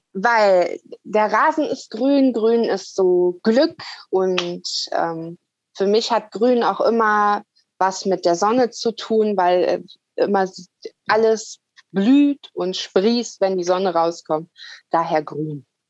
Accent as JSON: {"language": "German", "region": "Lower Saxony", "country": "Germany", "tie": "born or raised there", "moved": "yes", "said": "geht ja irgendwann wieder in die Heimat. Also Niedersachsen ist ja mein Geburtsort"}